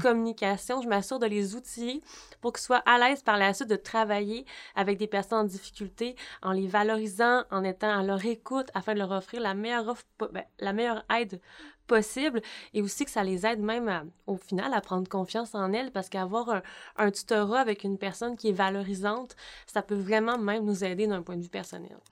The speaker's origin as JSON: {"language": "French", "town": "Baie-Comeau", "region": "Quebec", "country": "Canada", "said": "J'ai fait mes stages ici au Cégep de Bécomo parce que je viens de Bécomo"}